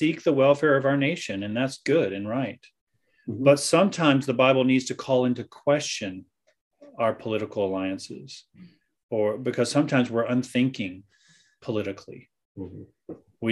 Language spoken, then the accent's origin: English; United States; moved away; I'm an American